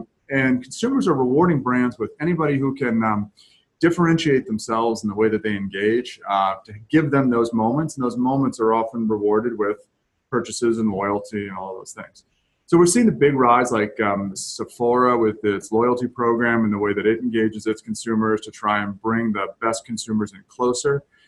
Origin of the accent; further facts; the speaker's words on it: Camden, Maine, United States; also born or lived in Brooklyn, Maine / south of Boston; Spent a lot of time on the coast of Maine when I was a young child, towns like Camden and Brooklyn, Maine. And then moved south of Boston